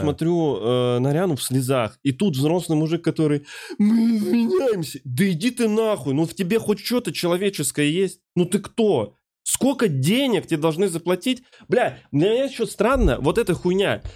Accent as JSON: {"language": "Russian", "country": "Ukraine", "tie": "born or raised there", "moved": "yes", "said": "я еще уроженец Республики Украина"}